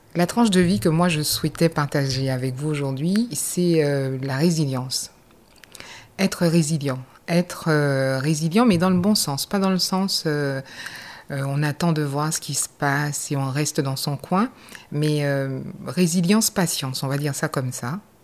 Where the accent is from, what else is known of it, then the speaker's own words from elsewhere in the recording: Basse-Terre, Guadeloupe; moved away as an adult; je suis de la Guadeloupe, je suis de la ville de Bastère